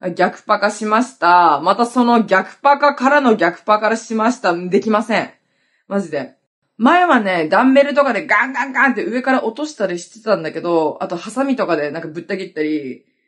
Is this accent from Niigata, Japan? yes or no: no; Hokkaido, Japan; now in Okinawa, Japan; 私北海道出身なんだけど、沖縄に来た時に